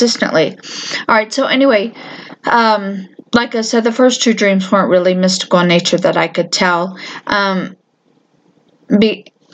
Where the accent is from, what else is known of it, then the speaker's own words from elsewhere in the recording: Florida, United States; moved away; I'm from Florida